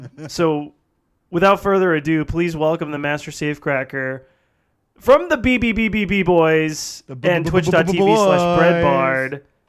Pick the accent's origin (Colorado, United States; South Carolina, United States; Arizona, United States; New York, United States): Arizona, United States; In my home state. I'm in the exact state he's dead in.